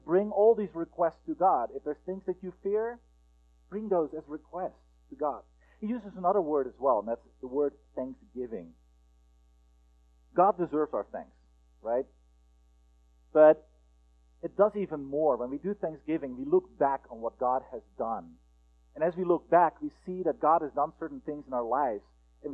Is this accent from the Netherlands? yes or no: yes; Netherlands; moved away as an adult; also born or lived in United States; I am from the Netherlands, and about 10 years ago, we were in the process of applying for a visa for me to go to the United States and study